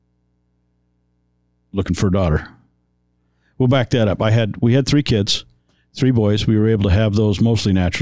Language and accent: English; Washington, Utah, United States; moved away as an adult; now in Las Vegas area, Nevada, United States; I was a Southern Utah boy.